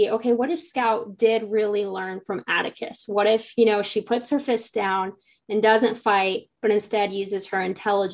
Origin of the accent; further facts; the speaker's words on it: near Logansport, Indiana, United States; we both grew up not too far from Logansport.